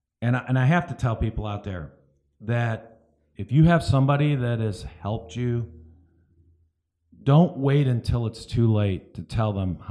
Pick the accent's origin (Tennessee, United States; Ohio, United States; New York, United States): Ohio, United States; Cleveland; now in Sarasota, United States; I moved from Cleveland, Ohio to Sarasota.